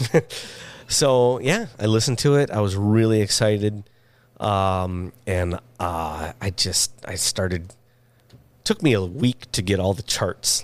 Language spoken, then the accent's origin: English; Michigan, United States; now in Los Angeles, United States; I'm from Michigan